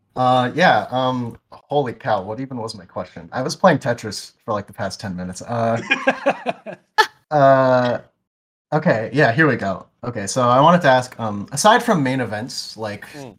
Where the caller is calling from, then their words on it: New Jersey, United States; calling in from New Jersey.